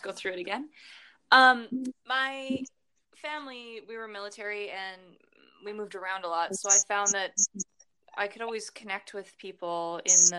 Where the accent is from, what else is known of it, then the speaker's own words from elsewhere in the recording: Calgary, Alberta, Canada; I was born and raised mostly in Calgary, Alberta.